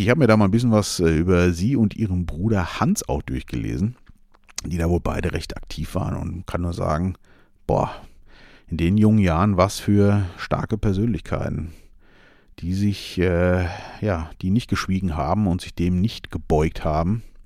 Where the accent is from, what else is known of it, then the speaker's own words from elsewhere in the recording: Germany; ich bin ja hier in Deutschland sehr äh, geboren und lebe hier sehr gerne